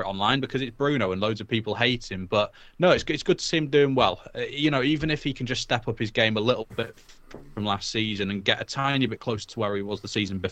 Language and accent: English; Wales, United Kingdom; also born or lived in England; I grew up in Wales. I've lived in Wales most of my life. I'm English. I was born there.